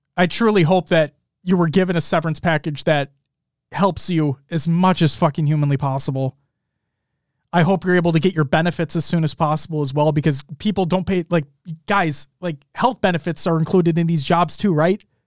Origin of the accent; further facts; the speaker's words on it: Minnesota, United States; being a Minnesotan